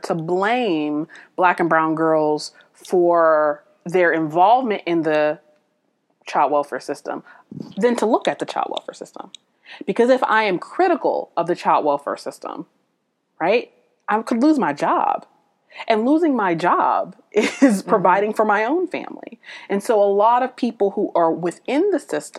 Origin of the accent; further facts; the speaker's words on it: United States; I'm an American citizen